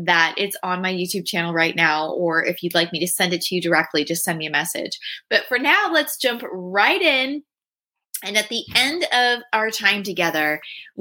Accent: San Diego, California, United States; I'm from San Diego.

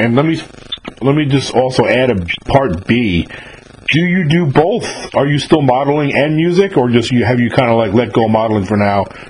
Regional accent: Yonkers, New York, United States; moved away as an adult; also born or lived in the South; I'm from Yonkers. Yonkers, yeah, Westchester County in that area.

